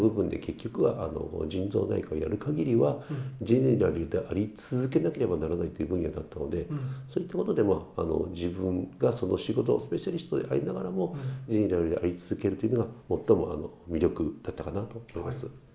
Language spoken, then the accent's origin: Japanese; Gifu, Japan; born or raised there; also born or lived in Sakai, Osaka